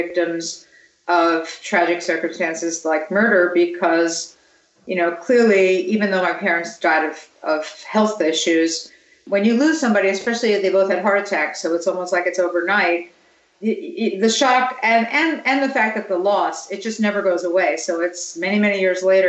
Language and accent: English; New York, United States; I grew up in New York